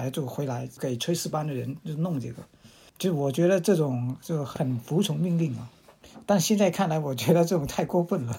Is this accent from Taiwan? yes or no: no; Guangxi, China; 我吃，我家乡就是盛产辣椒的，就是呃紫天椒。